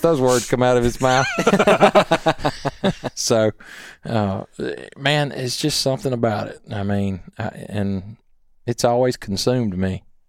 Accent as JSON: {"language": "English", "town": "Columbia", "country": "United States", "tie": "born or raised there", "said": "growing up in Columbia"}